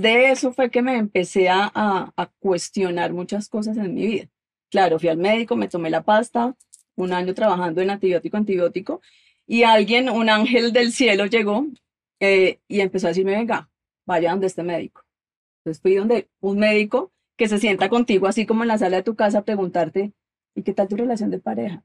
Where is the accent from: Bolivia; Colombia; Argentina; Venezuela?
Colombia; now in United States; soy colombiana